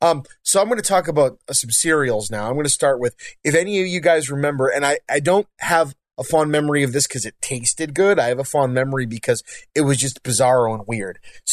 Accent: Northeast, United States; So with marshmallow fluff, again, we're from the Northeast. I bet you didn't know that marshmallow fluff was from our area, but it's another thing we lay claim

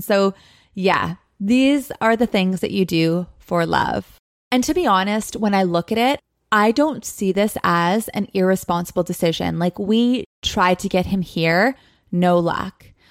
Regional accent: Thunder Bay, Ontario, Canada; moved away as an adult; also born or lived in Los Angeles; I am currently coming to you live from my hometown, my home, Thunder Bay, Ontario

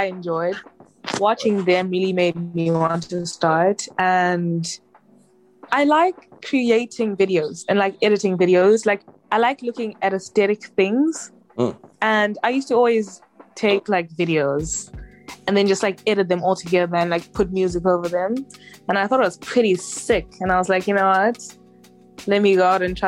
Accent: Zimbabwe; born or raised there; now in Cape Town, South Africa

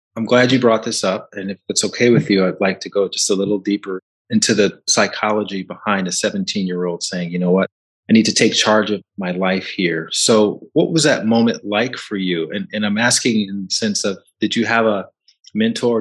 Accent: Alabama, United States; When I grew up in Alabama

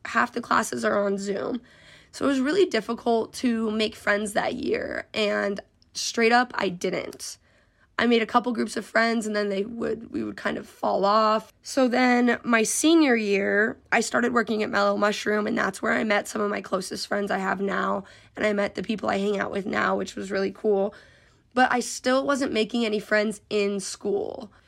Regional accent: Colorado, United States; moved away as an adult; also born or lived in Nebraska; I was coming from a completely different state 'cause I'm from Colorado.

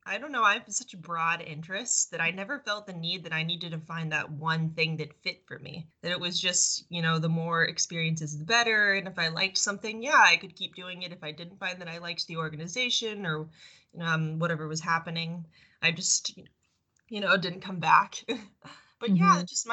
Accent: Longview, Texas, United States; I grew up Jewish in a town where there weren't a lot of Jewish people in Longview, Texas. Love my hometown though

